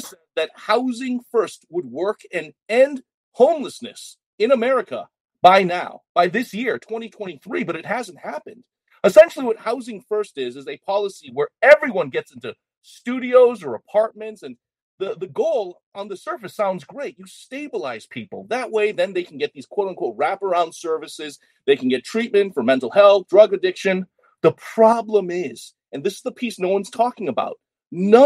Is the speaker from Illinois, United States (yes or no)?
no; Boston, Massachusetts, United States; moved away as an adult; also born or lived in Chicago / Minneapolis; now in Seattle, United States; as a Boston kid, I'm not even from Seattle. I grew up on the East Coast